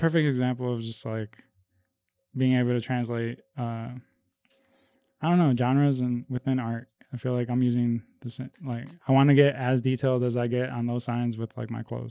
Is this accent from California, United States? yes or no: no; Melrose Park, Illinois, United States; also born or lived in Bogota, Colombia; I came over here when I was five.